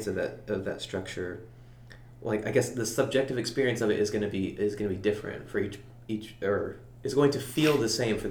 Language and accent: English; United States; growing up in Leah, where it's like safe